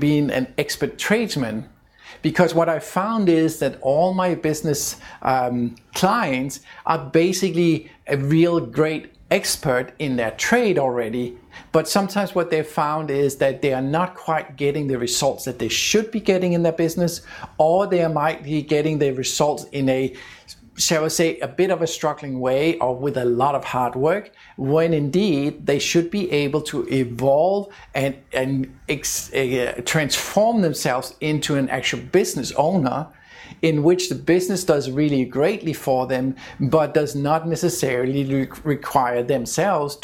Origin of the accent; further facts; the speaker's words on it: Denmark; my home country of Denmark